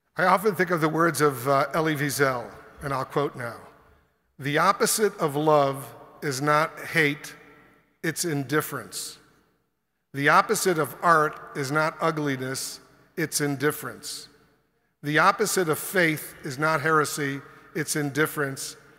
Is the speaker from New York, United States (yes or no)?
yes; Buffalo, New York, United States; as a little boy growing up in Buffalo, when he would make me go to synagogue services